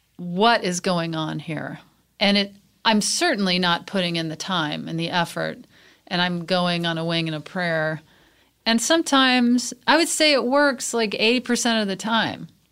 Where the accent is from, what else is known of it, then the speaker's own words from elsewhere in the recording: Mississippi, United States; also born or lived in Texas (outside Houston); now in Los Angeles, United States; I lived in Mississippi and Texas.